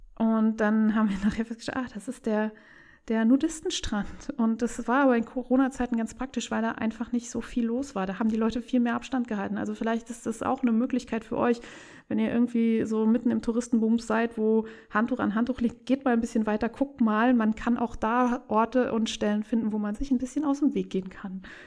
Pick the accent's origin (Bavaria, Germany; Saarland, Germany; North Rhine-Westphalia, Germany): Saarland, Germany; ich liebe meine, meine Heimat